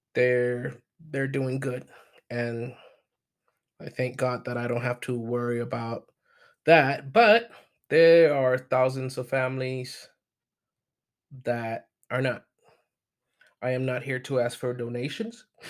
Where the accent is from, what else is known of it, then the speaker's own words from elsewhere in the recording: Puerto Rico; also born or lived in mainland United States; now in United States; I am from Puerto Rico. I do live in mainland United States